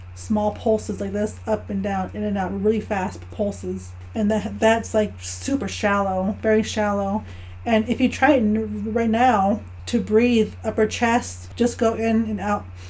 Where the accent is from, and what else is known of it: Navajo Nation, United States; born or raised there; moved away as an adult